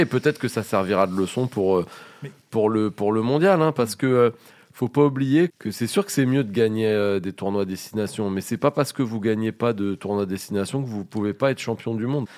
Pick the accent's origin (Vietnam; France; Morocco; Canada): France; on est français